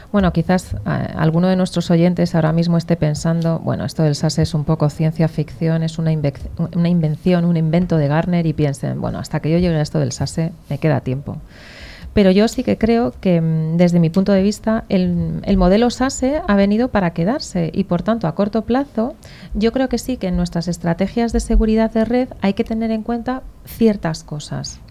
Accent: Basque Country, Spain; moved away; Yo soy vasca

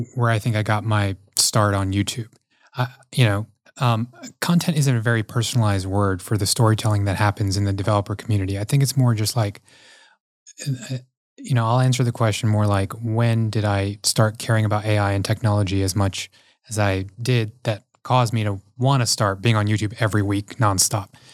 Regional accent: Houston, Texas, United States; growing up in Houston, Texas

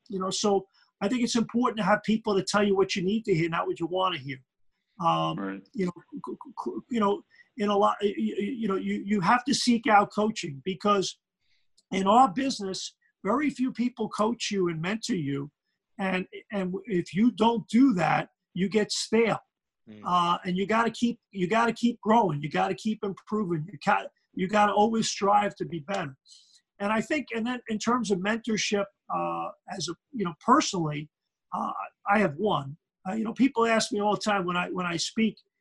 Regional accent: New York City, New York, United States; accent: Brooklyn; moved away; growing up in Brooklyn at that time, in New York was a rough place

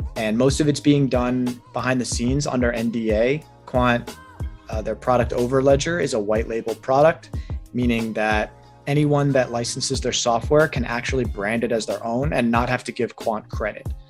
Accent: New York, United States; moved away as an adult; also born or lived in Los Angeles; now in Arizona, United States; I'm originally from New York

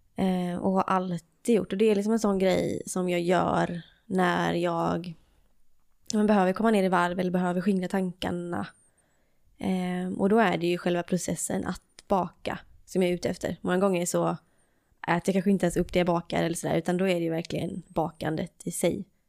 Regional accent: Varberg, Halland County, Sweden; i Varberg. Och det är där jag är ifrån också

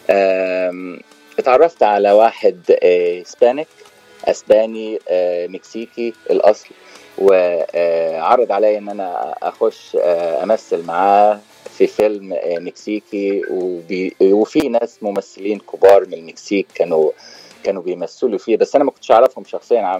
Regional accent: Port Said, Port Said Governorate, Egypt; now in United States; انا والله من مدينه اسمها بورسعيد آه، بجمهوريه مصر العربيه وبقالي حوالي 15 سنه في امريكا

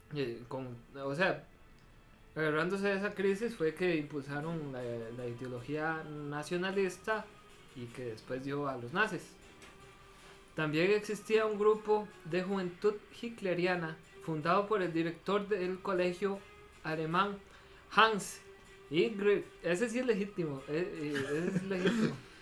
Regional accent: Costa Rica; como somos los ticos

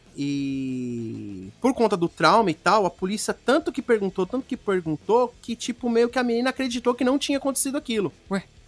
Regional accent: Brazil; eu sou do Brasil

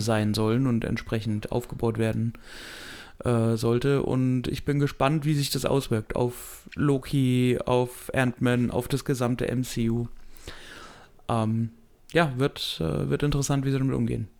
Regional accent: Germany; als Deutscher

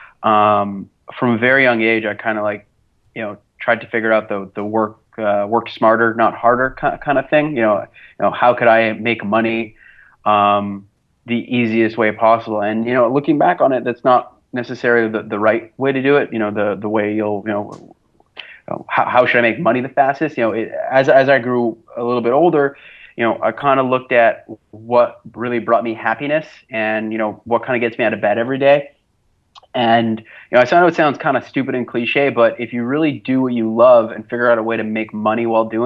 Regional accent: Montreal, Quebec, Canada; I'm actually from Montreal, Canada. I was born and raised here, lived all 29 years of my life here

